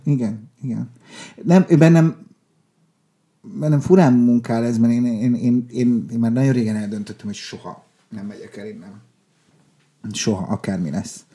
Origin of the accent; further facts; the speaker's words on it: Budapest, Hungary; also born or lived in Lake Balaton area; Oda születtünk mi. Uh-huh. És aztán, de egész kicsik volt, tehát négy évesek voltunk, amikor Budapestre költöztünk